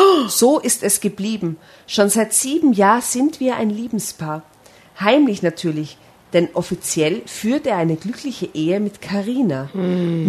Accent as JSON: {"language": "German", "town": "Seefeld in Tirol", "region": "Tyrol", "country": "Austria", "said": "ich komme aus Seefeld, aus einem Touristendorf"}